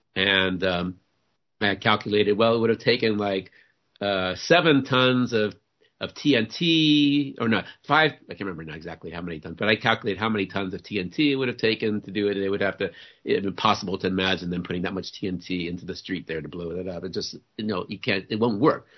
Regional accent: New Orleans, Louisiana, United States; I I grew up in New Orleans. I was born and raised in New Orleans

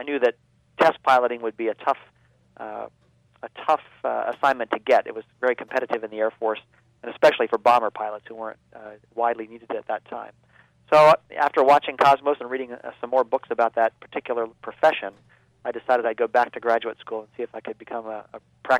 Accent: Baltimore, Maryland, United States; I had it out a lot in suburban Baltimore. And along with the fact that they were building rockets in my hometown

